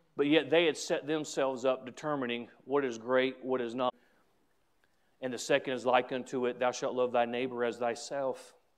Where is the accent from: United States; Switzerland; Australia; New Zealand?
United States; as an American, as a Christian, as a pastor